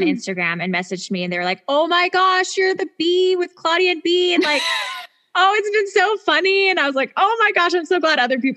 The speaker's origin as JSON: {"language": "English", "town": "Spokane", "region": "Washington", "country": "United States", "tie": "born or raised there", "also_born_or_lived": "Utah", "said": "lot of different places but spokane is my hometown"}